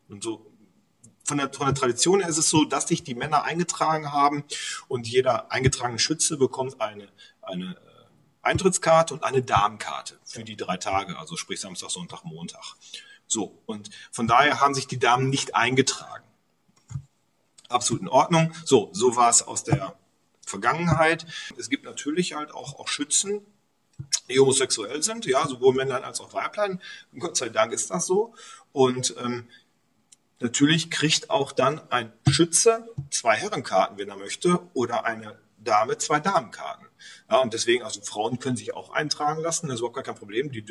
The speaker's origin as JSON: {"language": "German", "town": "Raesfeld", "region": "North Rhine-Westphalia", "country": "Germany", "said": "Ich komme aus Rasfeld, im Gegensatz zu Rasfeld ist natürlich Kilian doppelt so groß oder dreimal"}